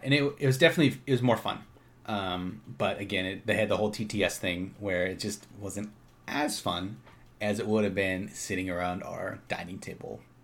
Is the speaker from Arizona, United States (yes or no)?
no; Minnesota, United States; moved away; we're from Minnesota originally